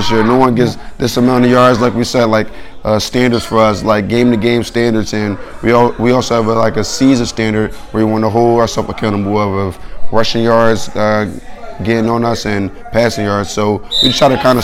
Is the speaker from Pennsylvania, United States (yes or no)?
yes; Philadelphia, Pennsylvania, United States; also born or lived in Buffalo; I'm from Philadelphia, Pennsylvania